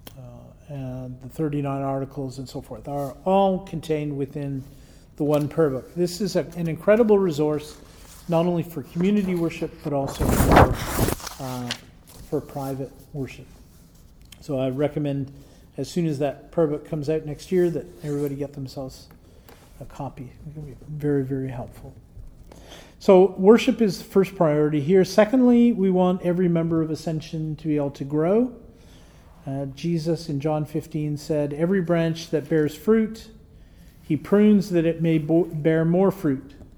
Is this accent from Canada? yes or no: yes; Canada; it's nice being a Canadian some days